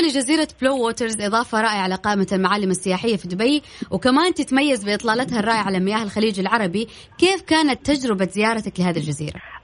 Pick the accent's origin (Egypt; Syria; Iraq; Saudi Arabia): Saudi Arabia; هنا عندنا في السعودية